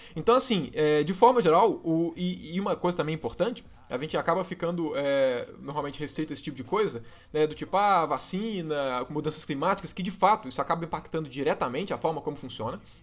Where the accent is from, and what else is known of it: Minas Gerais, Brazil; accent: mineiro